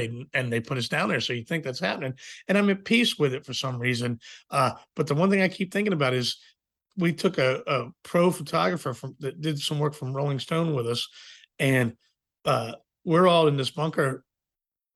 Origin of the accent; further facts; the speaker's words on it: Virginia, United States; I'm from Virginia, so I've always been rooted in the country music stuff